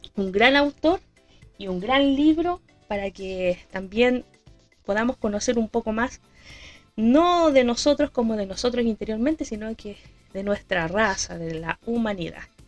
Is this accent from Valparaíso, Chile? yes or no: yes; Quintero, Valparaíso, Chile; la comuna de Quintero, mi tierra natal